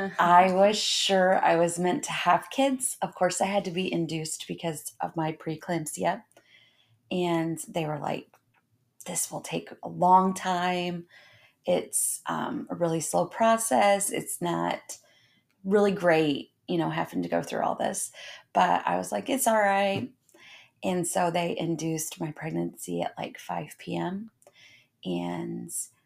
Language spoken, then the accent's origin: English; Indiana, United States; I was born and raised in Indiana